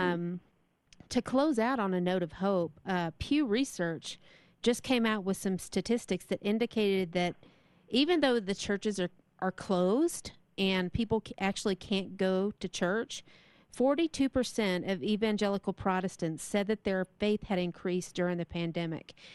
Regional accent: Texas, United States; moved away; I'm from Texas

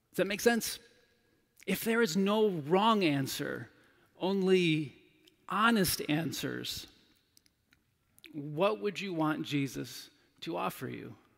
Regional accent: United States; as an American male

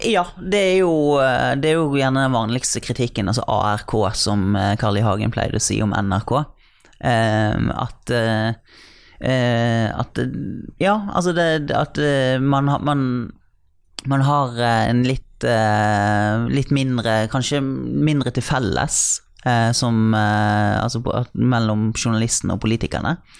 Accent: Bergen, Vestland, Norway; Trude Drevland da, fra min hjemby

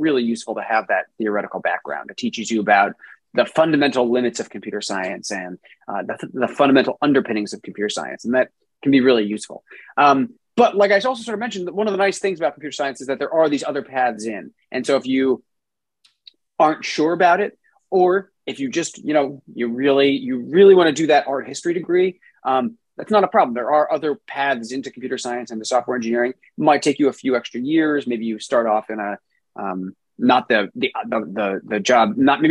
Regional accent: South Orange, New Jersey, United States; moved away as an adult; also born or lived in Brooklyn, New York / Rhode Island; now in California, United States; I grew up in New Jersey in a town called South Orange

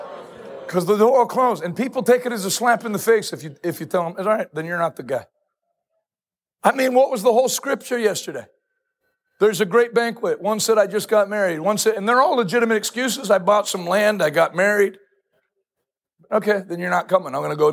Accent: Ghana; moved away as an adult; now in United States; As an immigrant. Where is Scranton? I'm from Ghana.

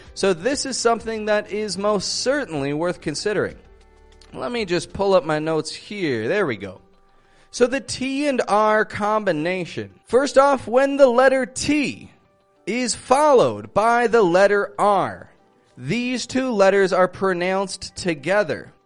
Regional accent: Toronto, Ontario, Canada; I'm from Toronto

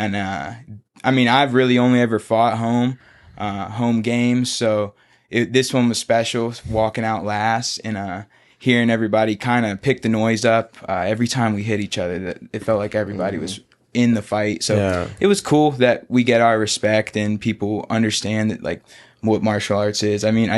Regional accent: Pace, Florida, United States; I grew up here. I went to the beach. Like, I am from Pensacola. I'm from Pace.

